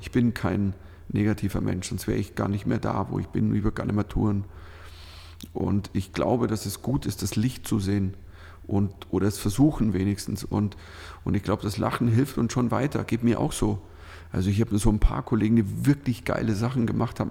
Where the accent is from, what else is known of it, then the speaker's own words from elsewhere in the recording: Switzerland; also born or lived in Northern Germany; now in Germany; du als Schweizer in Deutschland